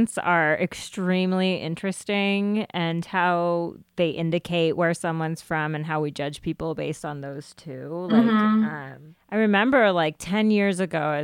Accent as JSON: {"language": "English", "country": "United States", "tie": "born or raised there", "accent": "American", "said": "I was born in America. Like, I have an American accent"}